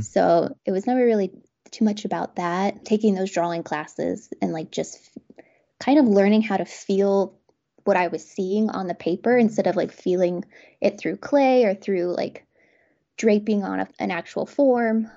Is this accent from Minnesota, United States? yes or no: no; Garden City, Kansas, United States; moved away as an adult; now in Lawrence, United States; I grew up in Kansas, but, um, on the other side of the state in Garden City, Kansas, so a very small town.